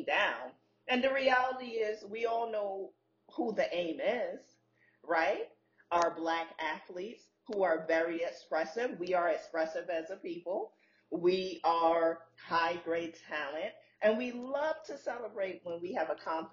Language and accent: English; New York City, New York, United States; moved away; being a girl growing up in Brooklyn